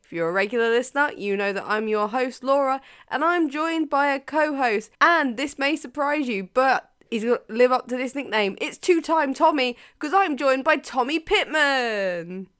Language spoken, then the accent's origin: English; United Kingdom; as a Brit